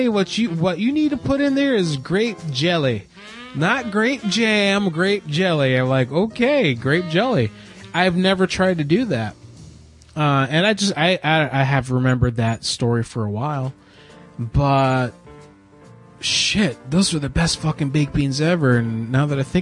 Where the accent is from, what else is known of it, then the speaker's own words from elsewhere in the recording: Florida, United States; moved away; I grew up in Florida